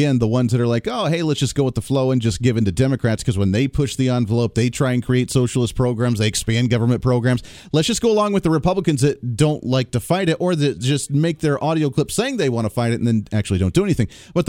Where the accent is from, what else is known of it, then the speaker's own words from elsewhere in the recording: Ohio, United States; moved away; I lived in Ohio. I grew up in Ohio. I went to college in Ohio. I spent a couple years ago there. I went to Ohio again for about 6 months.